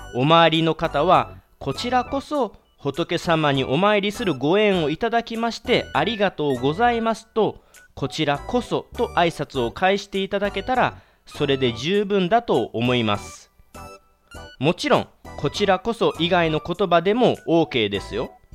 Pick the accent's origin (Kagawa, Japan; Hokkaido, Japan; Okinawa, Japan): Kagawa, Japan; 地元香川